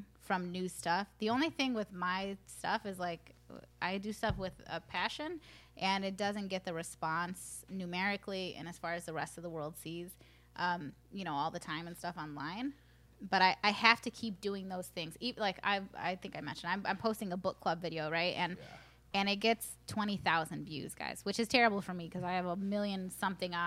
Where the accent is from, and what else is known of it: Aurora, Illinois, United States; born or raised there; first language Spanish